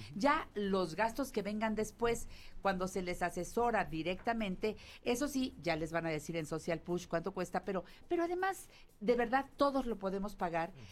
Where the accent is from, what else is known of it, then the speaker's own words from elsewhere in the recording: Mexico; siendo mexicano